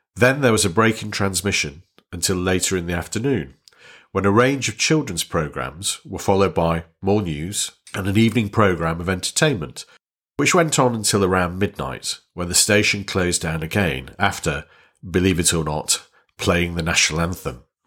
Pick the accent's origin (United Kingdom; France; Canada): United Kingdom; Warrington, North West England; I was born in Warrington, which was then a small northern town in Lancashire